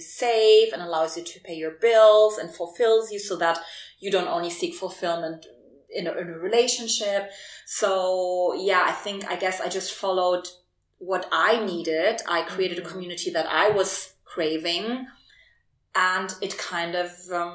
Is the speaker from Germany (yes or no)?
yes; Germany; English is a second language; moved away as an adult; also born or lived in Berlin, Germany / Warsaw, Poland; I was born in Germany and she raised me in Germany and she wanted me to be very German.